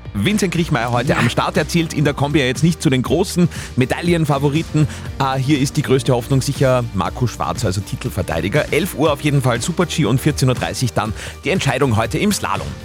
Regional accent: Upper Austria, Austria; bei uns in Oberösterreich

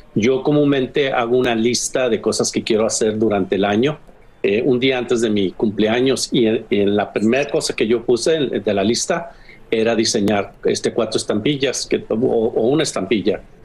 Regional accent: Mexico; now in United States; como mexicano

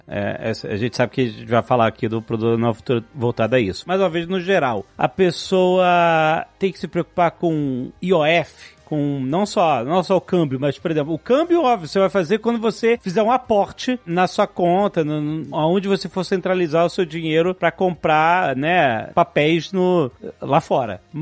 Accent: Brazil; Então, mais uma vez, eu como brasileiro, não preciso me caracterizar de forma distinta ou me cadastrar em algum sistema

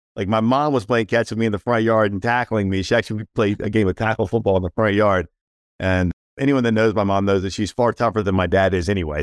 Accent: Washington, District of Columbia, United States; now in Charlotte, United States; grew up in and around the Washington, D C metro area

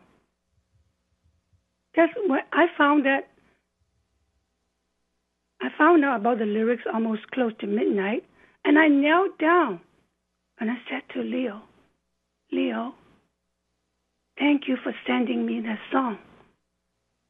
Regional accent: Hong Kong; moved away as an adult; now in British Columbia, Canada; we grew up in Hong Kong, both of us, and it was a very open in terms of beliefs

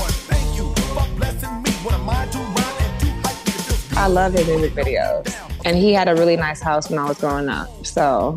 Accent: the Bay Area, California, United States; I'm from the Bay, so the hip hop scene is really big out there

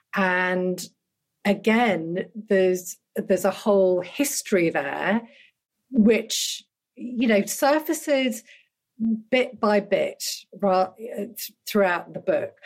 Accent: United Kingdom; born or raised there; also born or lived in Dhaka, Bangladesh

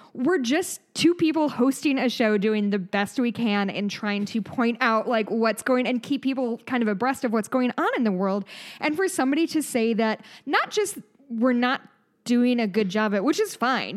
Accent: United States; we're American

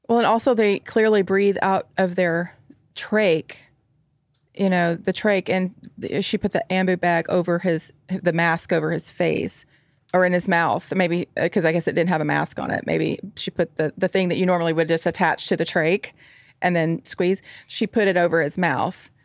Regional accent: Nashville, Tennessee, United States; a nurse from Nashville, Tennessee. That's, uh, my hometown and where, not too far from where I live now.

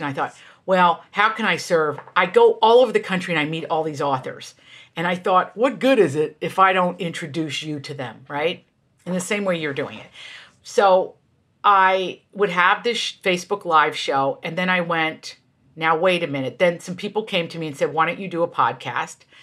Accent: Appalachia, United States; moved away as an adult; also born or lived in Virginia / New York; I come from Appalachia.

